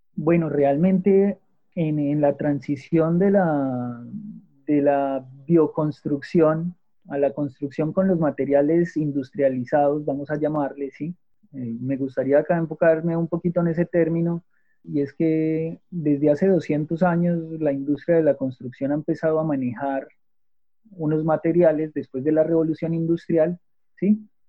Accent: Manizales, Caldas, Colombia; yo soy de Manizales, ¿sí? Eh, de Manizales Caldas, Colombia

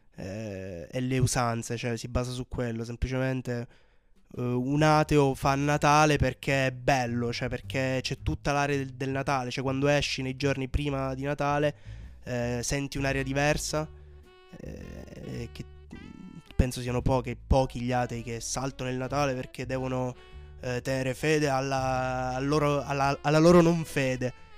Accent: Brindisi, Apulia, Italy; sono pugliese, di Brindisi

